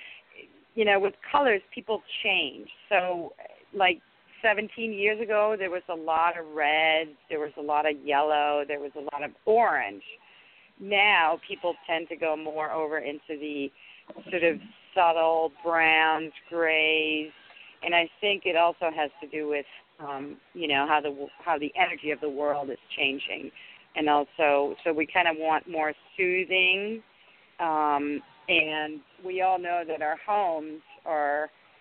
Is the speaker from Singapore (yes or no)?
no; Denmark; English is a second language; moved away as an adult; also born or lived in Washington, D.C. area; now in United States; I grew up in Denmark, and 30, I moved here and married my husband